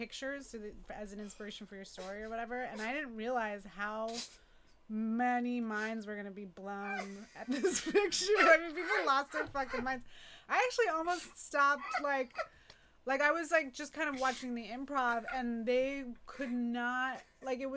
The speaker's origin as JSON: {"language": "English", "town": "San Francisco", "region": "California", "country": "United States", "tie": "born or raised there", "said": "I was born and raised in San Francisco"}